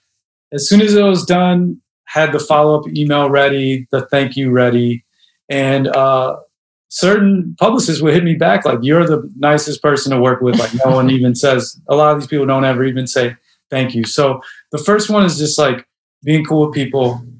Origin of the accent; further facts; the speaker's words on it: Chicago, Illinois, United States; I grew up in Hyde Park and then now live in Humble Park